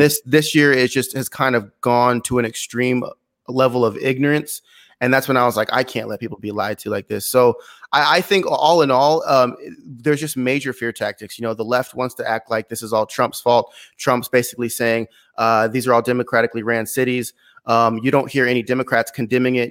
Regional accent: San Luis Obispo, California, United States; moved away as an adult; also born or lived in Glendale, California; was raised on the Central Coast of California, San Luis Obispo, um, a coastal, a coastal city

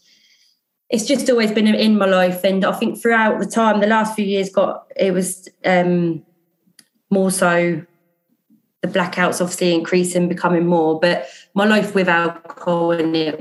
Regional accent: Portsmouth, South East England, United Kingdom; I'm from Portsmouth. I was born here, grew up here.

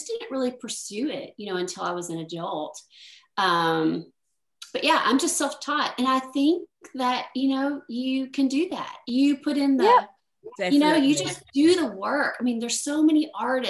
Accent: Tennessee, United States; I grew up in Tennessee.

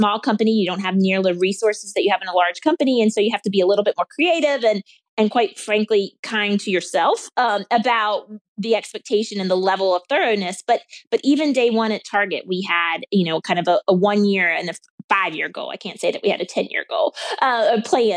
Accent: the South, United States; I grew up in the South. I grew up in a rural town.

